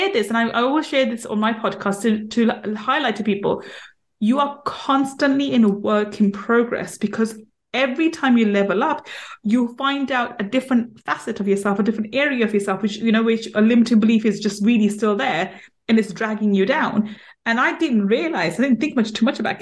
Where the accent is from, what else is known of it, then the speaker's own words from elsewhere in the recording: London, United Kingdom; we grew up in East London, so in a ghetto-like area in East London